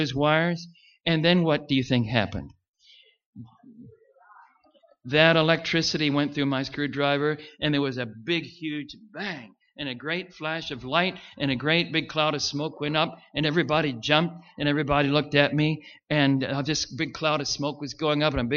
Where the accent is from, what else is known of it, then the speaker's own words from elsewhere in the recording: Richmond, Virginia, United States; Richmond, Virginia, that's my hometown